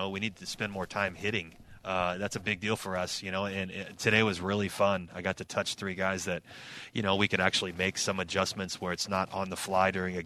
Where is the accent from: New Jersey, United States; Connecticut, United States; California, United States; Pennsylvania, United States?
California, United States; Southern; moved away as an adult; growing up in Southern California, it's all about the pack